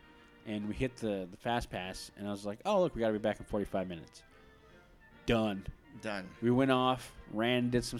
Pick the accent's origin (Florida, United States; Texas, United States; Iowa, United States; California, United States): California, United States; Southern; growing up in Southern California